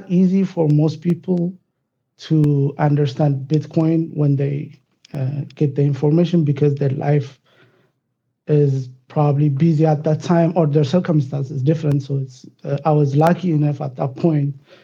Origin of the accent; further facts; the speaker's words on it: Ethiopia; moved away as an adult; also born or lived in Dallas, Texas, United States; now in United States; I born and raised in Ethiopia, and I graduated in Ethiopia, and I moved to United States around 2002.